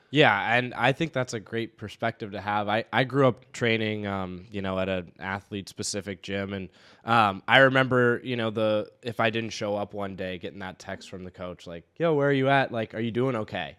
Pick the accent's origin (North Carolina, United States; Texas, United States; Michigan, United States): North Carolina, United States; Raleigh; now in Saint Paul, United States; growing up in Raleigh, North Carolina